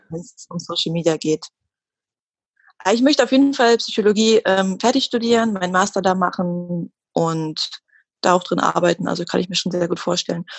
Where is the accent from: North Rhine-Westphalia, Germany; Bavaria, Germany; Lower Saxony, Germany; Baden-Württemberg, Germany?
Lower Saxony, Germany; Hildesheim; moved away as an adult; now in Hamburg, Germany; bin aufgewachsen in Hildesheim, das ist bei Hannover, wohne jetzt seit zwei Jahren in Hamburg